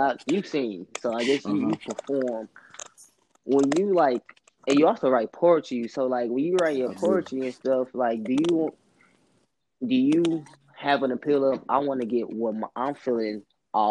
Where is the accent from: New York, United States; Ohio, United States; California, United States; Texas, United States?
Texas, United States; Houston; I'm from Houston, so I'm just going to say, like, you know, I live in a humble tax city area